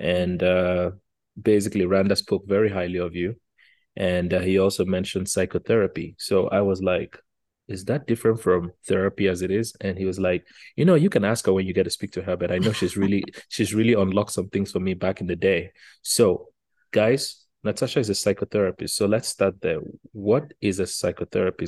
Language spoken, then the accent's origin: English; Nigeria; now in Canada; I'm Nigerian, even though I came to Canada in 2001. We in our Nigerian bubble